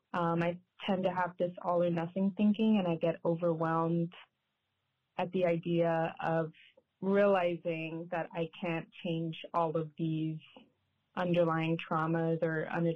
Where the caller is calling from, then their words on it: Chicago, Illinois, United States; I'm calling from Chicago, Illinois.